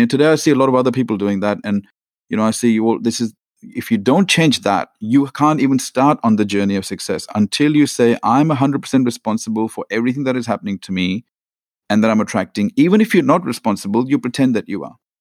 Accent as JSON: {"language": "English", "country": "India", "tie": "born or raised there", "moved": "yes", "lives_now": "Australia", "said": "I was born in India to a very average middle class family"}